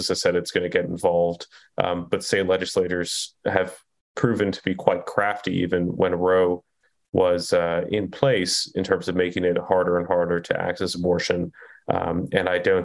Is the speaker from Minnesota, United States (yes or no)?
no; Kentucky, United States; in my home state of Kentucky